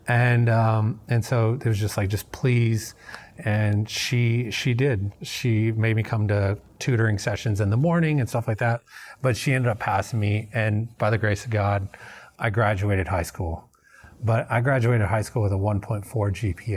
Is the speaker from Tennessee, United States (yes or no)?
yes; Memphis, Tennessee, United States; moved away as an adult; also born or lived in North Dakota; now in Houston, United States; I, I grew up in Tennessee, um, in Memphis